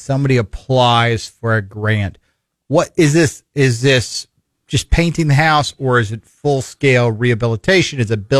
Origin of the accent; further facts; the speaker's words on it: Fort Dodge, Iowa, United States; now in Missouri, United States; I was born in Iowa, born in Fort Dodge, grew up there